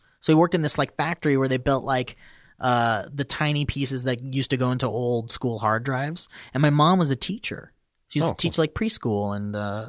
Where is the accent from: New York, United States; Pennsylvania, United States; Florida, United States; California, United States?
California, United States; Oxnard; I was born and raised in Oxnard.